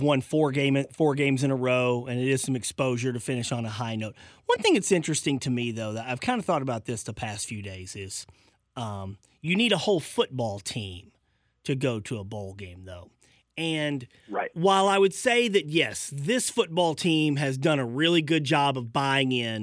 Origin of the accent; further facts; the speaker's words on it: Arkansas, United States; moved away; I'm from Arkansas